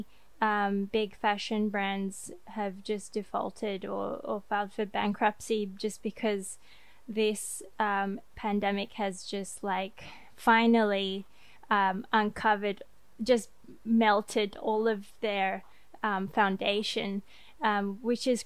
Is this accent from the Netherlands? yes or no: no; Australia; now in France; me as an Australian